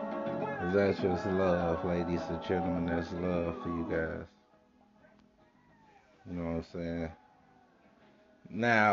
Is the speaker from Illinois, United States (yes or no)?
yes; Chicago, Illinois, United States; I was born and raised in Chicago on the south side